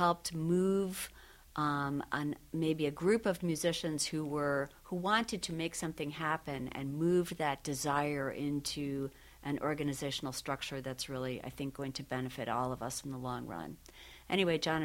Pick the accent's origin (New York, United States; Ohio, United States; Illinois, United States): New York, United States; Syracuse; moved away; Syracuse native and I have family in the area.